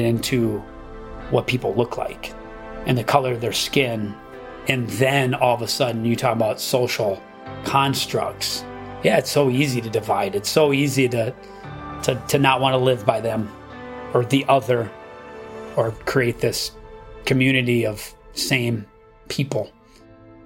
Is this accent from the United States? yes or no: yes; Wisconsin, United States; growing up in Wisconsin